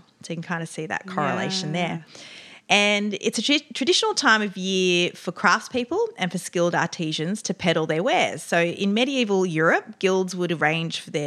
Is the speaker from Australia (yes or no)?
yes; Australia; accent: Australian; my Australian accent